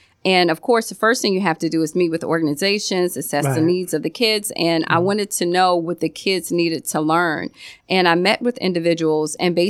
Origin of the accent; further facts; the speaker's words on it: Virginia, United States; moved away as an adult; also born or lived in Maryland / Florida; now in Miami, United States; And I was in Maryland at that time. I'm from Virginia, so I've been here in Florida almost 8 years.